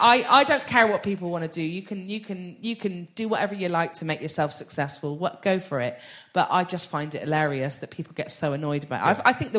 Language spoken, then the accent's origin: English; Bristol, South West England, United Kingdom; accent: West Country; I'm from Bristol, mate.